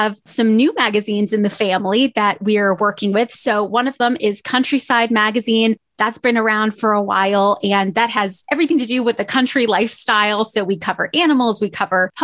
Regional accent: Southeast Pennsylvania, United States; moved away as an adult; also born or lived in New Jersey; now in Topeka, United States; I was born technically in New Jersey, but raised in Pennsylvania all my life

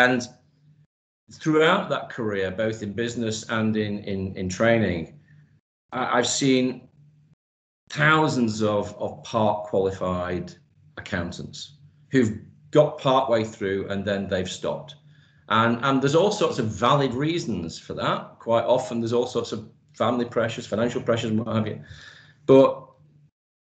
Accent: Manchester, North West England, United Kingdom; moved away as an adult; now in United Arab Emirates; I've been in the UAE now for 16 years, but I was born and raised in Manchester.

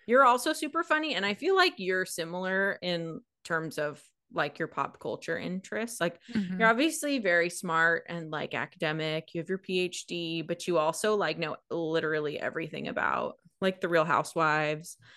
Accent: Washington, United States; moved away as an adult; now in Oregon, United States; I grew up in Washington. I live in Oregon. I've always lived in this part of the mm. country, this part of the world.

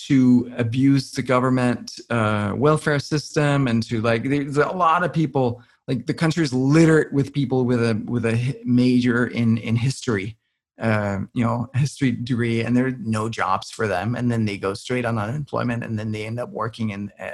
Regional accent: Denmark; now in United States; growing up in Denmark

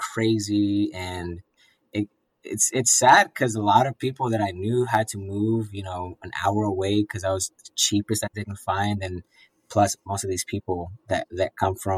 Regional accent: Arlington, Virginia, United States; I was born in Arlington, Virginia

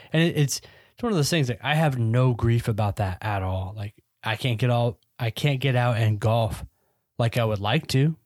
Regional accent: United Kingdom; I'm British, as you can tell.

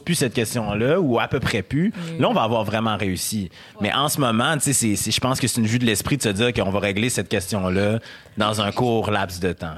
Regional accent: Quebec City, Quebec, Canada; accent: Québécois; je viens de Québec, j'ai été élevé par des, par des Blancs, j'ai un accent quote, quote québécois, euh, j'ai été éduqué et élevé

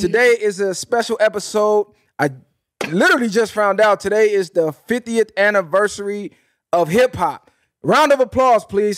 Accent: West Coast, United States; I'm from the West Coast

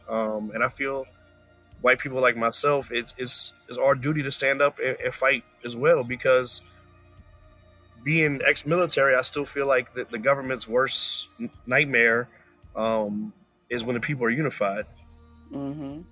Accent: Woodbridge, Virginia, United States; also born or lived in Florida; I was born in Florida, um, raised in Woodbridge, Virginia

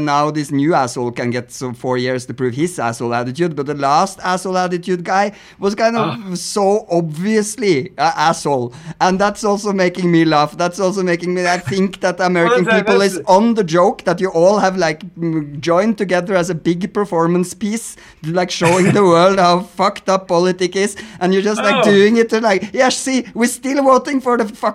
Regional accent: Norway; English is a second language; We are Scandinavians, so we are a little bit, that's why we speak this way of English. And I'm Norwegian

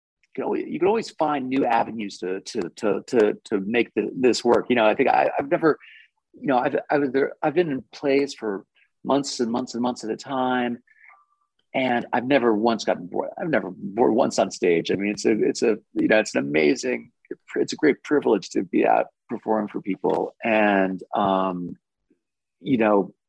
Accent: France; moved away; I grew up in France.

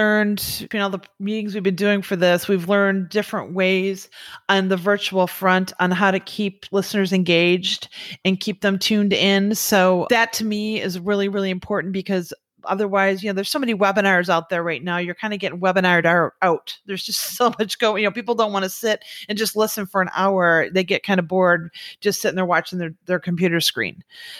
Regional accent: Michigan, United States; now in Florida, United States; I came from Michigan, went to college up there, moved down here to Florida because I wanted to work at Disney.

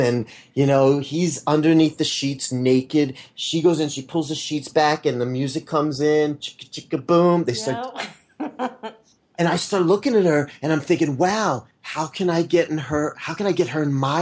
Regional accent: Blue Ball, Pennsylvania, United States; I was born and I grew up in Blue Ball, Pennsylvania

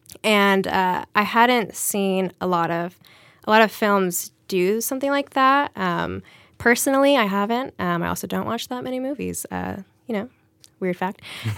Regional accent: Charleston, South Carolina, United States; So, you know, I was born in South Carolina, Charleston, South Carolina, and we were the only brown family for miles at the time in the early 90s.

